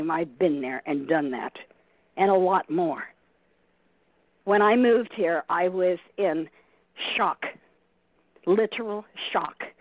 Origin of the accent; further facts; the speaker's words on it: California, United States; remember I came from Southern California and did a lot of things in Southern California.